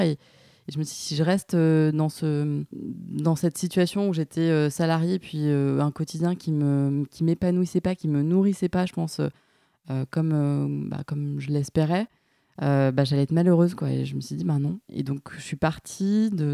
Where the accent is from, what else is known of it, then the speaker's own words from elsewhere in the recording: Nîmes, Occitania, France; moved away as an adult; also born or lived in Montpellier / Rennes; now in Paris, France; moi, je suis originaire de, de Nîmes euh, à la base.